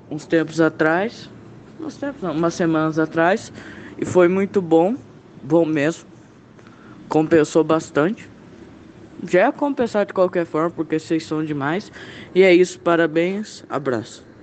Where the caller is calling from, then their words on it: Campo Grande, Mato Grosso do Sul, Brazil; sou de Campo Grande, no Mato Grosso do Sul.